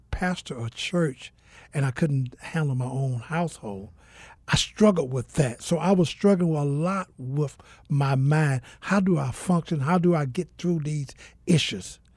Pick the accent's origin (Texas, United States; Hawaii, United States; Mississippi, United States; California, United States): Mississippi, United States; also born or lived in Georgia; now in Phoenix, United States; Uh, I'm originally from Mississippi, uh, by the way, of Georgia. Uh, I've been here in the city of Phoenix for about a year.